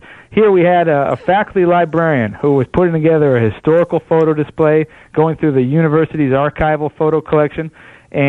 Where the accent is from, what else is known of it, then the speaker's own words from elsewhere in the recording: Buffalo, New York, United States; I'm from Buffalo, New York